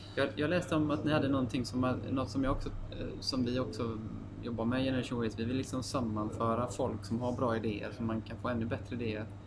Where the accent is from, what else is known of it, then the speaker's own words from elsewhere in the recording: Gothenburg, Västra Götaland, Sweden; vi är ju mm, från Göteborg